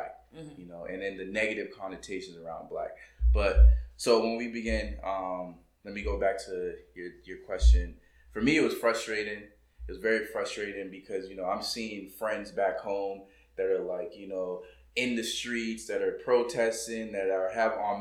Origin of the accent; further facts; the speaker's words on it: Boston, Massachusetts, United States; moved away as an adult; also born or lived in New York; now in South Korea; I'm from Boston by way of New York and African parents